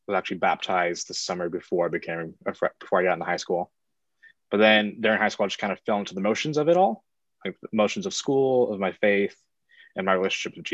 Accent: Palm Springs, California, United States; also born or lived in San Diego, California; I was born in San Diego, California, and then me and my family moved out to Palm Springs, where Southwest is located. When I was about 6 or 7

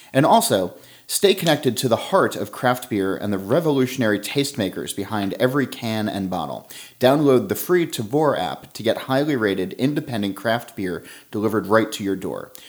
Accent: South Orange, New Jersey, United States; We're in South Orange, which is my hometown

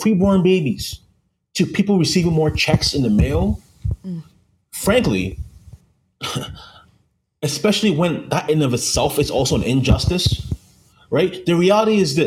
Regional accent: Canada; I'm from Canada

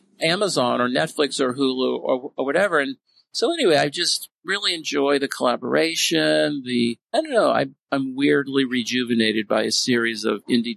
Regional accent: the Bay Area, California, United States; now in Seattle, United States; I grew up in the Bay Area.

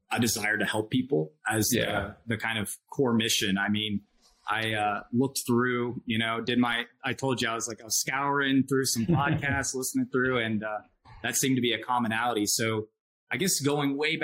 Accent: Georgia, United States; I grew up in Georgia. So small town in Georgia.

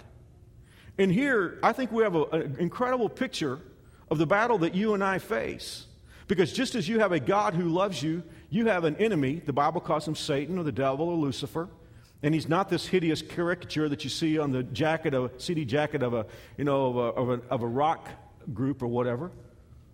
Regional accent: United States; as American Christians

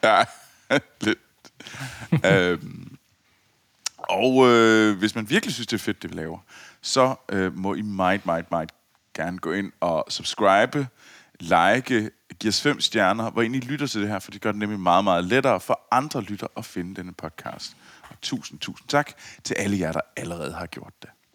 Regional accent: Copenhagen, Capital Region of Denmark, Denmark; jeg var københavner

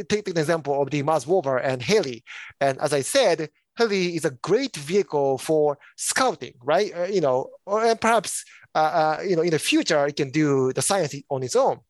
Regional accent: Japan; now in United States; I am originally from Japan.

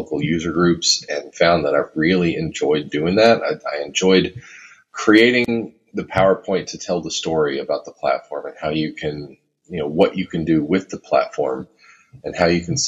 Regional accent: Texas, United States; now in Minnesota, United States; I live in Minnesota. I'm originally from Texas, but I've been in Minnesota for a long time now

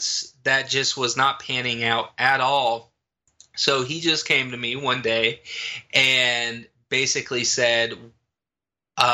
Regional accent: rural Kansas, United States; moved away; back in my hometown, back in rural Kansas, but the town that I grew up in and liked

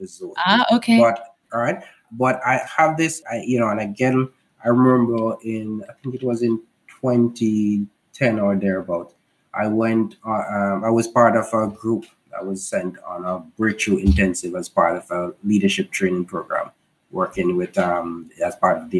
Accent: Jamaica; we're from Jamaica

